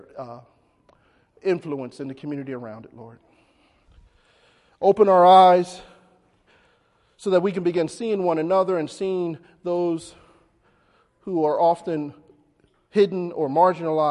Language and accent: English; Philadelphia, Pennsylvania, United States; when I was growing up in North Philly